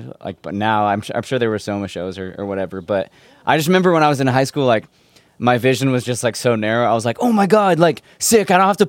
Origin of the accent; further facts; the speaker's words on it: San Diego, California, United States; And at least personally, like I came from the San Diego ska scene. Like I was in a ska band in high school.